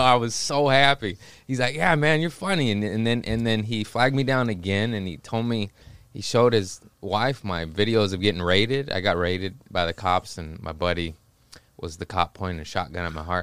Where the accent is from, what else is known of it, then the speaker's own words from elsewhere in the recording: Los Angeles, California, United States; also born or lived in Torrance / Harbor City / Lomita; Los Angeles, born and raised